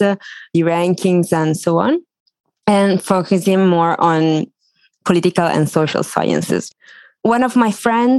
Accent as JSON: {"language": "English", "town": "Treviso", "region": "Veneto", "country": "Italy", "moved": "yes", "lives_now": "Rome, Italy", "said": "I'm from Treviso. It's a city next to Venice. And now I'm studying in Rome"}